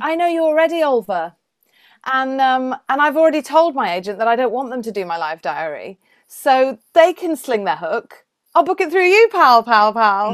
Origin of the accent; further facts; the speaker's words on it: Welsh, Wales, United Kingdom; I'm Welsh